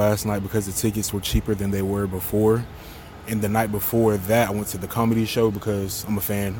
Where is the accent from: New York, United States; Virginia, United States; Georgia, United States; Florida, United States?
Florida, United States; Fort Myers; now in Perry, United States; I'm from Fort Myers, Florida, but I live in Perry, Florida.